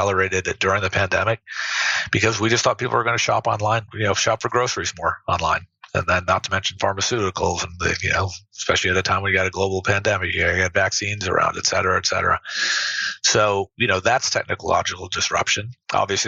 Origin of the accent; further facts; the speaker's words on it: Tennessee, United States; moved away; Growing up in Tennessee